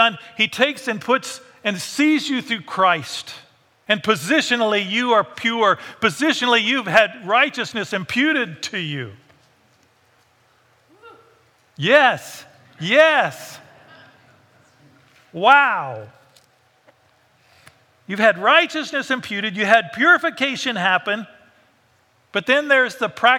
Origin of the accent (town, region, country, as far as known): United States